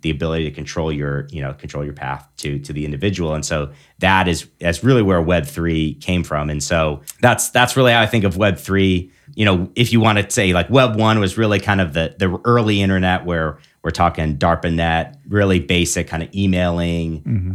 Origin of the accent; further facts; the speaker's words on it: Big Rapids, Michigan, United States; moved away as an adult; also born or lived in Annapolis, Maryland / Washington State; now in South Bend, United States; I'm originally from Michigan. Uh, grew up in Big Rapids